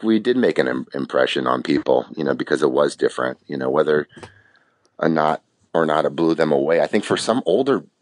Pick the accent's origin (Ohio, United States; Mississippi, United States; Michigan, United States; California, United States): California, United States; San Diego; we're also from San Diego, California